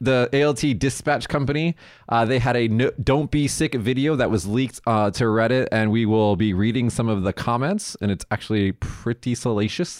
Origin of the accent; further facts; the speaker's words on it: Las Vegas, Nevada, United States; moved away; I'm from Vegas